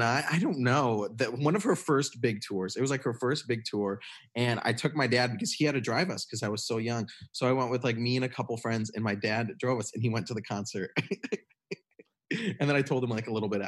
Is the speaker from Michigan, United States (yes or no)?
yes; Michigan, United States; I grew up in Michigan in a pretty small town. It was close to a big university. It was close to Michigan State University